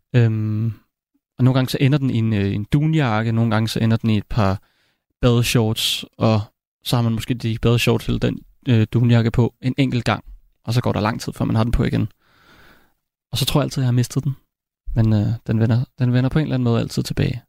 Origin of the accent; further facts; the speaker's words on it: Copenhagen, Capital Region of Denmark, Denmark; jeg voksede op i København